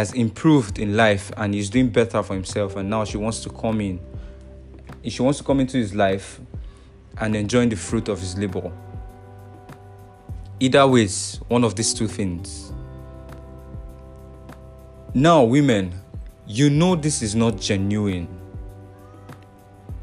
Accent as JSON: {"language": "English", "country": "Nigeria", "said": "I'm from Nigeria."}